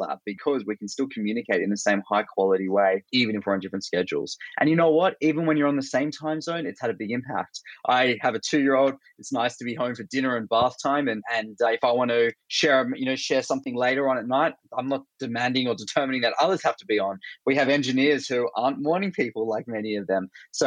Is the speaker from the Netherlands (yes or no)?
no; Australia; accent: Australian; moved away as an adult; also born or lived in Bay Area, United States; I'm originally Australian. That's my accent